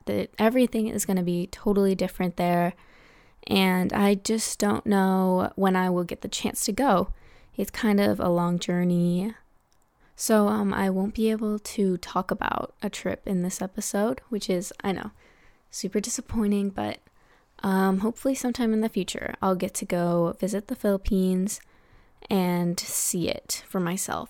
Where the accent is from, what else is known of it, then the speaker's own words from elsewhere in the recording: United States; here in America, Tagalog is a pretty rare language